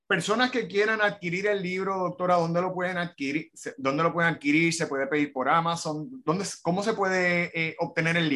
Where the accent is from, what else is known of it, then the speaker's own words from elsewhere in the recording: Hoboken, New Jersey, United States; born there; En, un, pueblito, que se llama Hoboken.